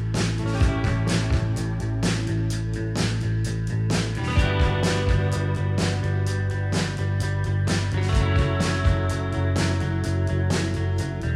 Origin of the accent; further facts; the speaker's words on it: Kitty Hawk, North Carolina, United States; We're all from Kildova Hills, Kitty Hawk.